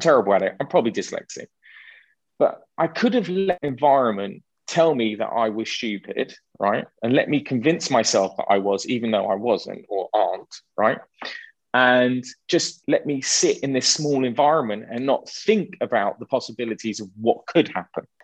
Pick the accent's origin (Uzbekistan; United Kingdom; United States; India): United Kingdom; London; a Jewish boy growing up in London